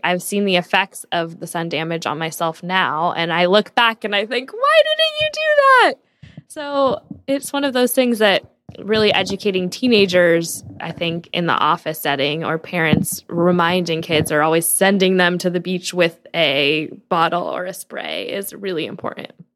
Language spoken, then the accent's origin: English; San Diego, California, United States; I grew up in San Diego, so I was basically raised on the beach